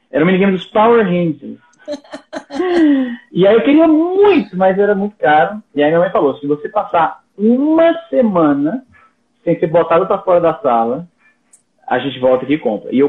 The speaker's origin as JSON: {"language": "Portuguese", "town": "Fortaleza", "region": "Ceará", "country": "Brazil", "also_born_or_lived": "Paraná / Maranhão", "moved": "yes", "lives_now": "Canada", "said": "eu sou de Fortaleza, mas eu morei no Paraná, morei no Maranhão, e desde 2003 moro no Canadá."}